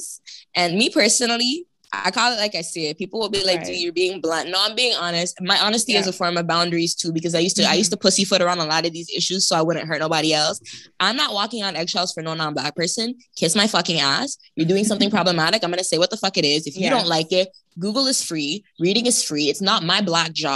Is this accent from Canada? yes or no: yes; Toronto, Ontario, Canada; I grew up in Toronto